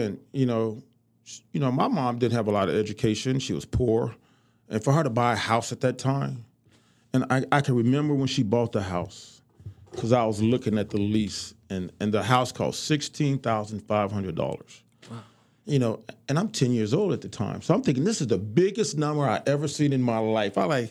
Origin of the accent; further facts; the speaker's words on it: Chicago, Illinois, United States; moved away; growing up in Chicago